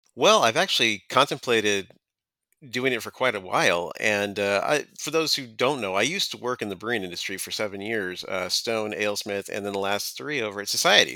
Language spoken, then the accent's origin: English; San Diego, California, United States; I've been writing about beer in San Diego County, my hometown, for about thirteen years